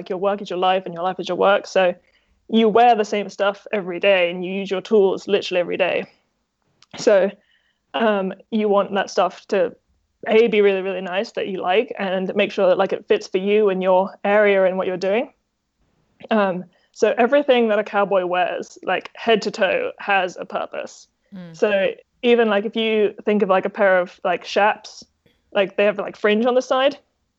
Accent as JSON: {"language": "English", "region": "Texas", "country": "United States", "said": "And yeah, even though I'm from Texas, I like buckaroo style kind of the best."}